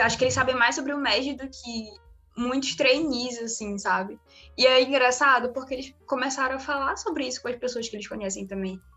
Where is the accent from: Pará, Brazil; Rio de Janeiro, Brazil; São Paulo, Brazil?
Pará, Brazil; Marabá; eu sou nascida e criada aqui no Pará, mais especificamente numa cidade chamada Marabá